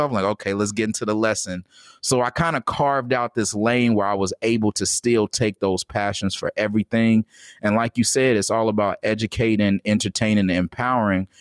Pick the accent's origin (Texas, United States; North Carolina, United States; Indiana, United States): Indiana, United States; Gary; I was born in Gary, Indiana